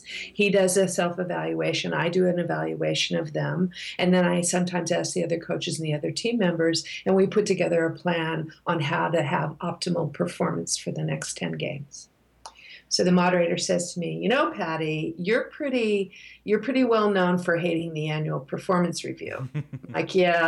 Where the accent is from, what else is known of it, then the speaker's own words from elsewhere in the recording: United States; I'm an American